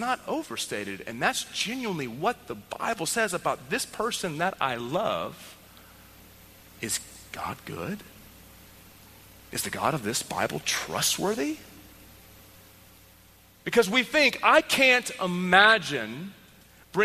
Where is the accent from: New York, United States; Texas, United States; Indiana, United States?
Texas, United States; I grew up in Texas